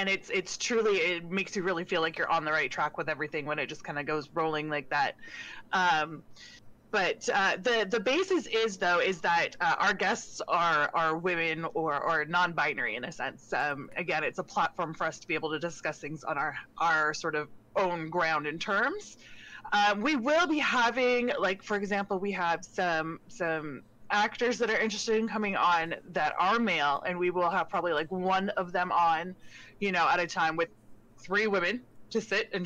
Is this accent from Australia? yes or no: no; Canada; I am a Canadian Twitch content creator